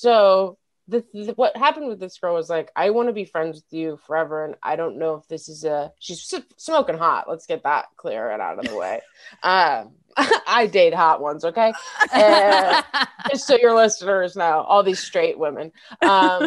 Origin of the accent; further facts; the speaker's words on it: Denver, Colorado, United States; moved away; I'm from Denver